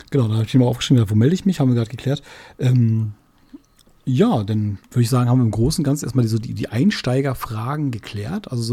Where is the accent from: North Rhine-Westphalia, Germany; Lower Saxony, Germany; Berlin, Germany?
Berlin, Germany; Wir, man muss dazu sagen, wir sind ja beide Berliner.